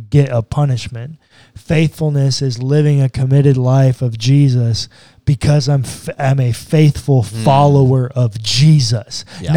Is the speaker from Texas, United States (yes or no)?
yes; Texas, United States; being a Texan